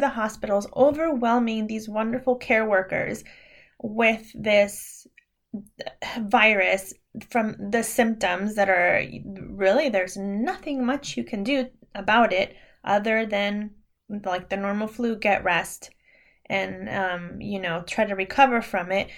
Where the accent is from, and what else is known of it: small farm town near Sacramento, California, United States; born or raised there